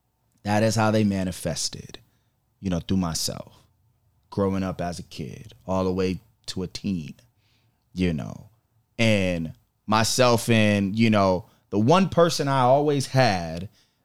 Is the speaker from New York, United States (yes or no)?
yes; Rochester, New York, United States; also born or lived in Buffalo / Niagara Falls / Syracuse; I was born in Buffalo and then put in a system at one and bounced around through upstate, all upstate, Niagara Falls, Syracuse, you name it. And then, you know, got to Rochester at about the age of 9.